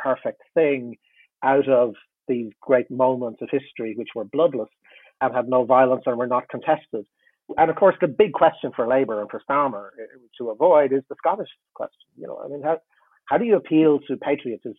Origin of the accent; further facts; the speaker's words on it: Ireland; I'm in Ireland, I'm Irish